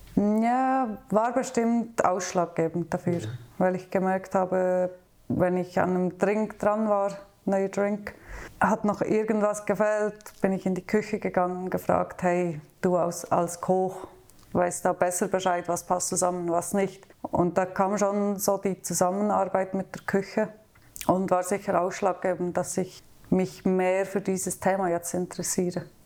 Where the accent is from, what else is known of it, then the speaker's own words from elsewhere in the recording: near Thun, Bern, Switzerland; moved away as an adult; now in Basel, Switzerland; ich bin in der Nähe von Thun aufgewachsen auf dem Land.